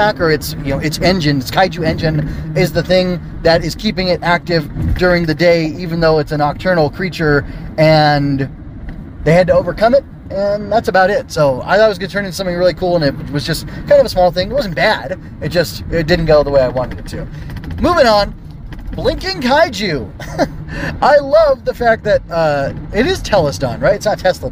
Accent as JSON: {"language": "English", "country": "United States", "said": "I come from the United States of America"}